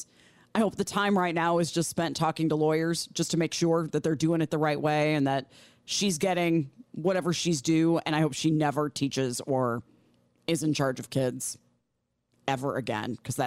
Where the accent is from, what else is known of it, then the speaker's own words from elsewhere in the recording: Midwest, United States; Growing up in the Midwest, we had tornado drills.